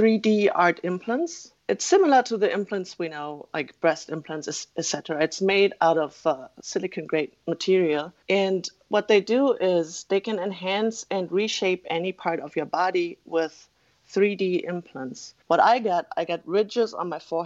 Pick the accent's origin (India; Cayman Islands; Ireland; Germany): Germany; I'm born and raised in Germany. I'm a tall German girl.